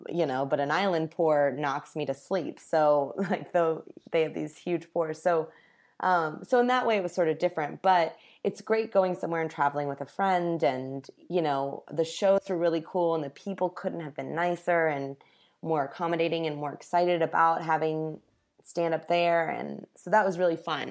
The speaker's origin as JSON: {"language": "English", "town": "Indianapolis", "region": "Indiana", "country": "United States", "tie": "born or raised there", "moved": "yes", "lives_now": "Los Angeles, United States", "said": "Indianapolis, my hometown"}